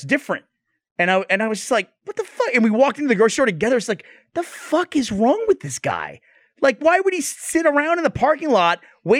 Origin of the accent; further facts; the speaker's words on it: United States; as an American.